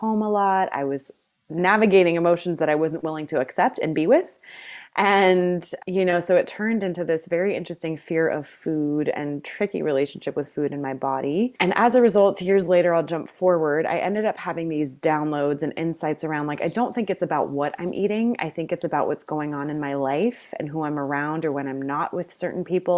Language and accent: English; Greece; And I grew up in Greece for a number of years in my life, and a lot of the culture there is just, like, fresh food and delightful food and gathering over food.